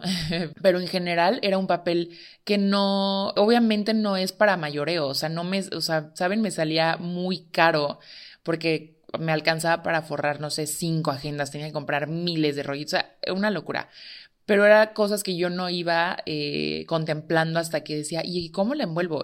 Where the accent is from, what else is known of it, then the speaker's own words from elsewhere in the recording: Tehuacán, Puebla, Mexico; soy de Tehuacán